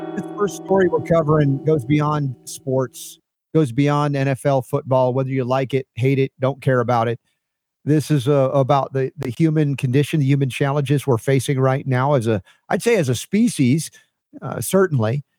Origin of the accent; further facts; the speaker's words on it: United States; I'm an American dude